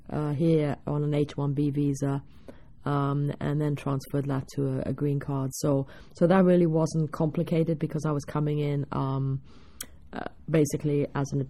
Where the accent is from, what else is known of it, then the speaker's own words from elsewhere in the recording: England, United Kingdom; now in United States; There was still an assumption that surely I couldn't have learnt it in England. It had to be after I came here.